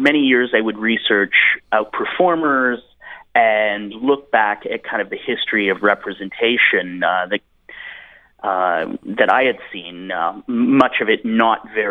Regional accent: Edmonton, Alberta, Canada; I grew up in Edmonton, Alberta, Canada

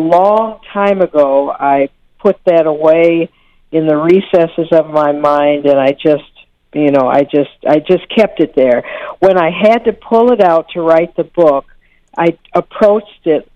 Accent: Saginaw, Michigan, United States; also born or lived in Detroit, Michigan; I came to be adopted by my adoptive parents and growing up in Saginaw, Michigan

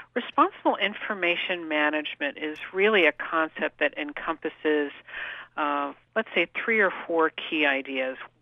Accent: San Jose, California, United States; I was actually born and raised in Northern California, in the Bay Area, in San Jose. So I'm truly a local kid.

